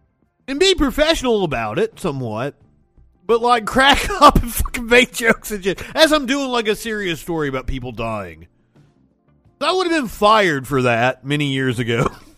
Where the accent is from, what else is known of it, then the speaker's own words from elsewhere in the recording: United States; I'm an American